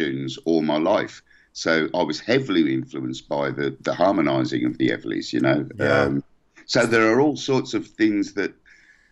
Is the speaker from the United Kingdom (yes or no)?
yes; England, United Kingdom; we're English